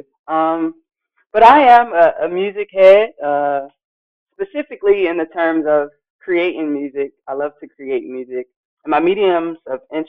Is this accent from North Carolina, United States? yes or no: yes; Durham, North Carolina, United States; I am from Durham, North Carolina, born in 93.